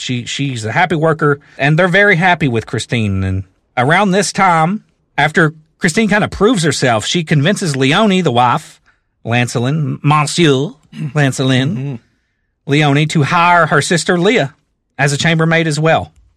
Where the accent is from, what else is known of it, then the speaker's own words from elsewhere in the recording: the South, United States; I am from the South